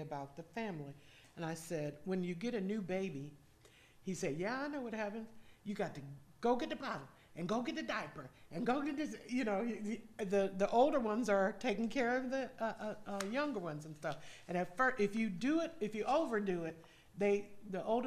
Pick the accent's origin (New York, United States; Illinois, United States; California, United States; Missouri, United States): California, United States; moved away as an adult; now in Georgia, United States; we grew up in California